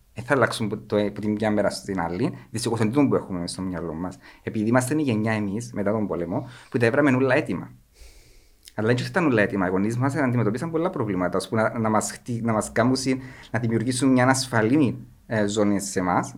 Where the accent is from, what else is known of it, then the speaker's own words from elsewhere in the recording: Kormakitis, Cyprus; Είμαι από τον Κορμαγίτη ένα από τα πιο όμορφα, δεν θα πω το πιο όμορφο για να μην είμαι πολλά κλεισέ, ένα από τα πιο όμορφα χωριά της Κύπρου